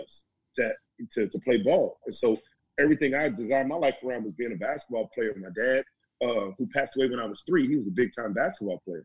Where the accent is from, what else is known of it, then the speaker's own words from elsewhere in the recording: Alexandria, Virginia, United States; moved away as an adult; now in Grapevine, United States; came up to Northern Virginia where I grew up in Alexandria